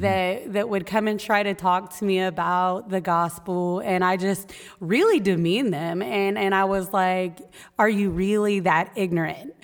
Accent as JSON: {"language": "English", "region": "Texas", "country": "United States", "tie": "born or raised there", "moved": "as an adult", "lives_now": "Maine, United States", "said": "I was born in Texas. Uh, I spent most of my childhood in Texas."}